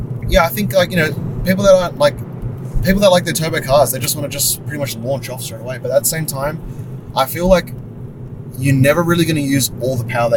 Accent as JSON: {"language": "English", "town": "Sydney", "region": "New South Wales", "country": "Australia", "tie": "born or raised there", "said": "I find it so hard to believe as a kid growing up in Sydney to never have gone to All You Can Eat Pizza Hut. Because I went a bunch of times."}